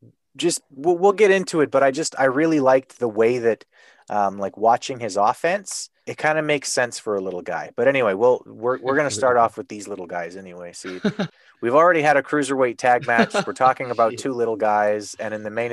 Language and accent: English; Canada; as a Canadian